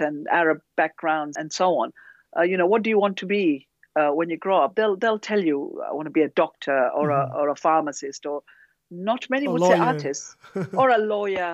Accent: Zanzibar, Tanzania; moved away; also born or lived in Dar es Salaam, Tanzania / London, United Kingdom; I was born in Zanzibar, so I'm from East Africa.

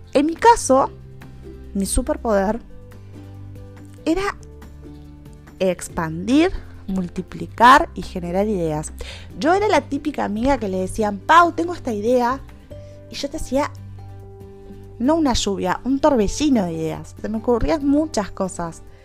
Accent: Uruguay; soy de Uruguay

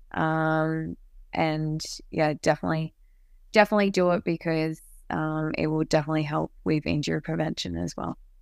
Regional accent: Canberra, Australian Capital Territory, Australia; to play for my hometown

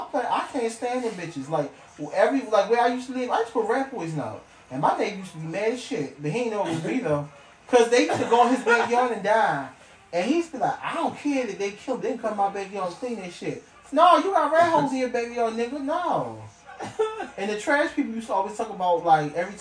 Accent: Maryland, United States; I'm from Maryland where the rats will ride the platform, not the fucking train

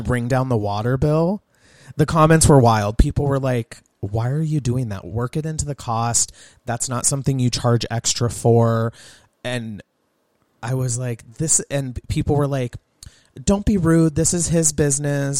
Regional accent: Southern California, United States; now in Montana, United States; Growing up in Southern California

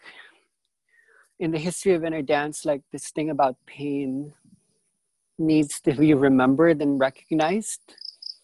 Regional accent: Philippines; I come from a different energetic signature being from the Philippines

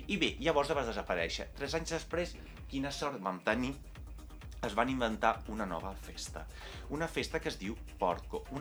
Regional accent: Italy; Catalan is a second language; Ara m'estava confonent ja sabeu, sóc italià.

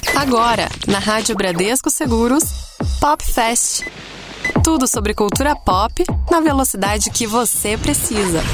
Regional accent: São Paulo, Brazil; Eu cresci metade na Casa Verde, metade no Bexiga, quem é de São Paulo conhece

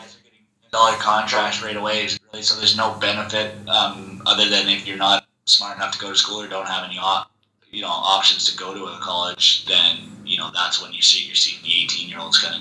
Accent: Nanaimo, British Columbia, Canada; moved away as an adult; also born or lived in Louisville, Kentucky / Colorado / Vancouver; Born and raised in Nanaimo, British Columbia, small island.

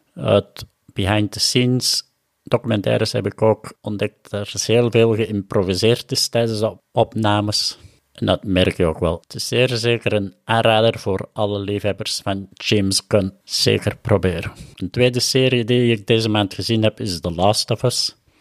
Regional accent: Herentals, Flanders, Belgium; accent: Kempen; also born or lived in Machala, Ecuador; ben ik nu in Herentals in de Kempen, zoals je ongetwijfeld al wel aan mijn accent gehoord had.

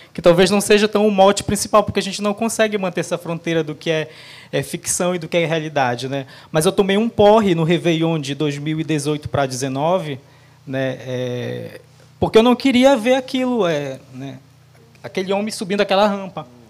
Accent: Abaetetuba, Pará, Brazil; Eu nasci em Abaetetuba no Pará

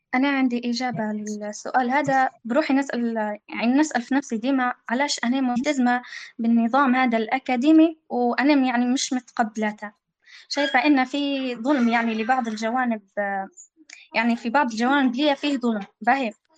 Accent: Libya; إحنا عندنا في ليبيا

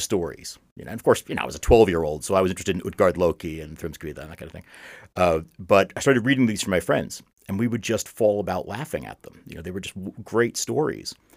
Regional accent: United States; I'm an American

